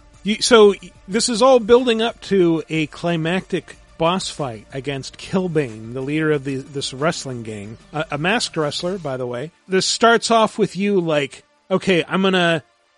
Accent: Washington, United States; I was in Washington

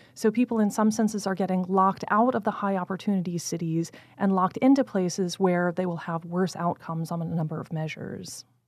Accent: Blacksburg, Virginia, United States; moved away; I grew up in Blacksburg, Virginia, which is a small college town in the southwest part of the state.

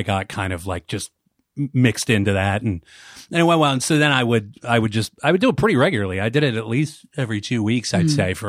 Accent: Pittsburgh, Pennsylvania, United States; also born or lived in Dayton, Ohio; In Pittsburgh, Pennsylvania.

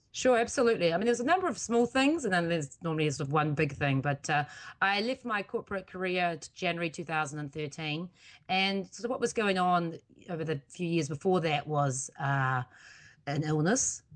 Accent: New Zealand; now in United States; that's originally where I'm from, even though I am also an American citizen.

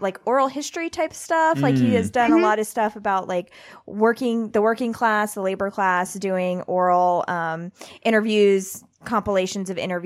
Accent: Pensacola, Florida, United States; my hometown is home to the Blue Angels

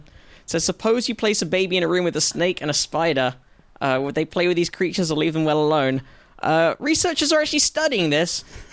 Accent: United Kingdom; I grew up in Britain

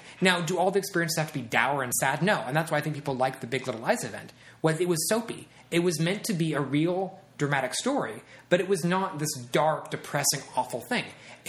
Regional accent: Midwest, United States; now in Los Angeles, United States; I come from the Midwest, and being able to connect to people out here is very, very hard.

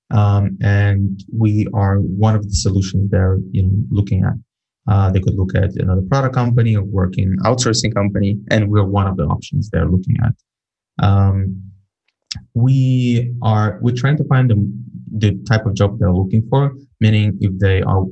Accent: Ukraine; I'm from Ukraine

